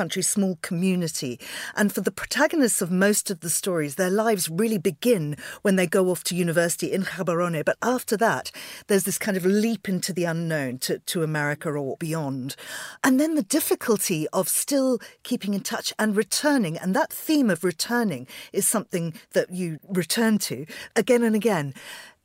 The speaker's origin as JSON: {"language": "English", "country": "Zimbabwe", "said": "I'm from Zimbabwe."}